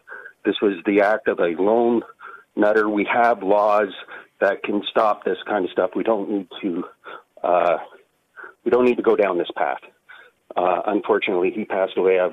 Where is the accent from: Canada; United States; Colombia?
Canada; also born or lived in Ottawa; being a Canadian